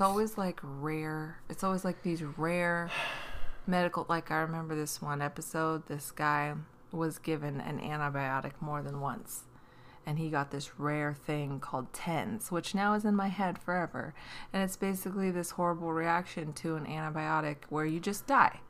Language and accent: English; Washington, United States; growing up in Washington, being the only you know basically in every class